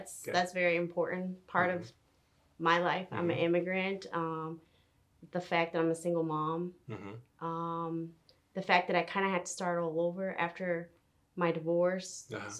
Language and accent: English; Harlem, New York, United States; When I met the group, I was like, whoa, I'm from Harlem.